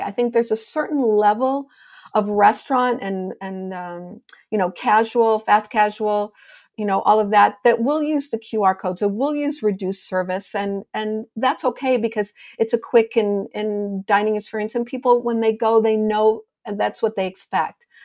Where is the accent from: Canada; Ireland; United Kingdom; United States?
United States; Chicago, Illinois; also born or lived in Evanston, Illinois; now in New York City, United States; Chicago's my hometown